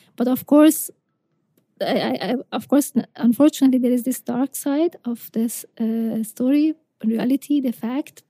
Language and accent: English; Isfahan, Iran; I'm from Isfahan, so it's 400 kilometers south to, mm-hmm. to Shiraz